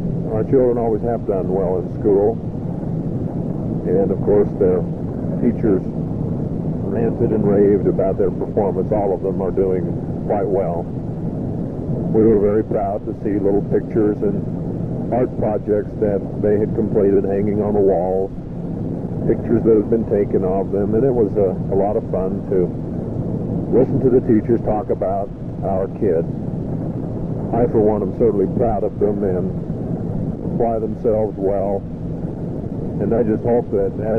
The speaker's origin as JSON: {"language": "English", "town": "Newton", "region": "Utah", "country": "United States", "tie": "born or raised there", "moved": "yes", "said": "growing up in Newton"}